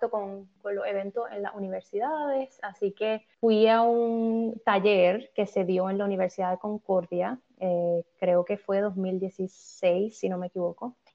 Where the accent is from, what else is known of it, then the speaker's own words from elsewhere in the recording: Puerto Rico; moved away as an adult; now in Canada; Porque soy, soy puertorriqueña, llevo ya unos cuantos años en, Canadá